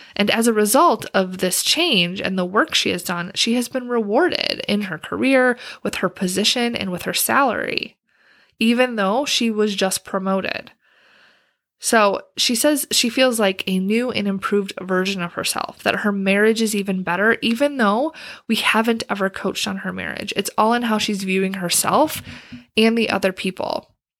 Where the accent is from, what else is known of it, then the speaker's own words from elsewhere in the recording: Wisconsin, United States; moved away as an adult; now in Washington, D.C. area, United States; I'm from Wisconsin